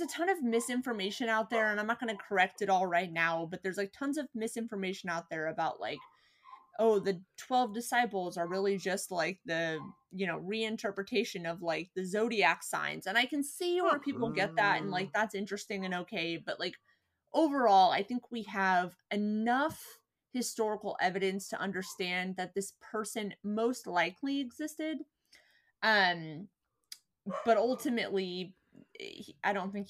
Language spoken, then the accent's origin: English; California, United States; Born and bred in California